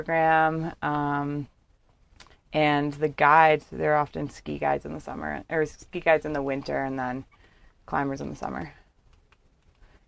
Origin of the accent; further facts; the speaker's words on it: Bethesda, Maryland, United States; also born or lived in Miami, Florida; Big suburb of D.C., so Bethesda, Maryland. Born in Miami.